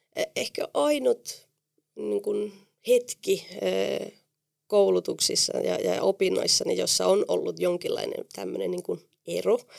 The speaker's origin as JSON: {"language": "Finnish", "country": "Spain", "tie": "born or raised there", "also_born_or_lived": "Oulu, Finland", "second_language": "Finnish", "moved": "as an adult", "lives_now": "Finland", "said": "minähän olin lapsena neljä vuotta Suomessa ja minulla oli mahtava kokemus täällä ja perheeni päätti muuttaa takaisin Espanjaan ja tietenkin mä olin silloin 14-vuotias"}